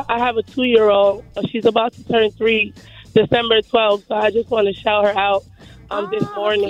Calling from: Connecticut, United States; And I'm driving from Connecticut, guys.

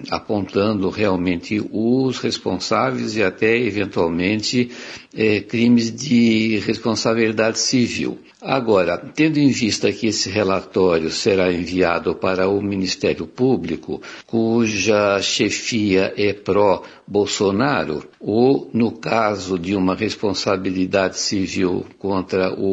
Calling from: Atibaia, São Paulo, Brazil; É, bom dia … eu sou de Atibaia.

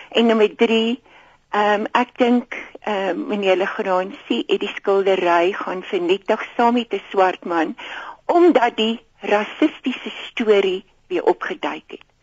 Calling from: Gauteng, South Africa; ek is … van Gauteng.

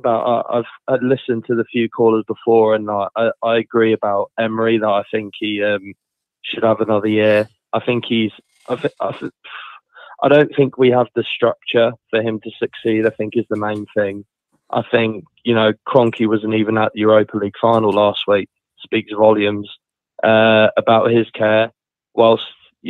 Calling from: Colchester, East of England, United Kingdom; Hi, mate. … I'm from Colchester.

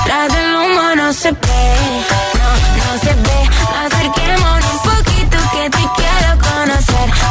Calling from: Madrid, Community of Madrid, Spain; de Madrid

